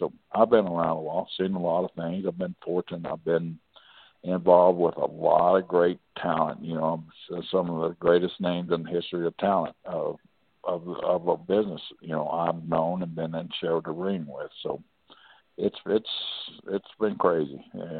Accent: New York City, New York, United States; You know, I'm from New York City, blah, blah, blah.

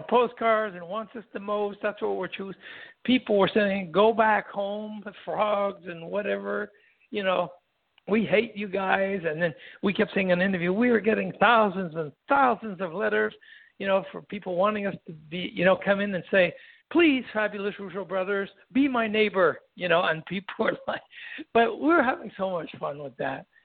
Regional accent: Quebec, Canada; English is a second language; everybody knew that we came from Quebec. We spoke French and all

